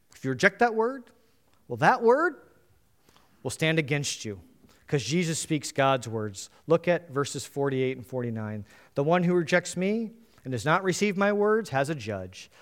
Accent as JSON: {"language": "English", "country": "United States", "said": "being an American, we kind of only know English well"}